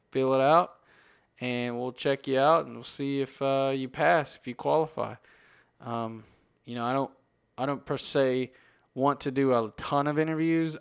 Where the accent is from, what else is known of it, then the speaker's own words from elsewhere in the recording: United States; I'm from America